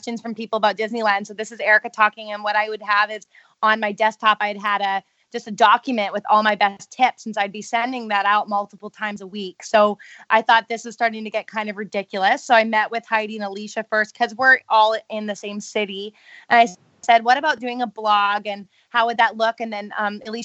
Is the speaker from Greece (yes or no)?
no; Canada; being Canadian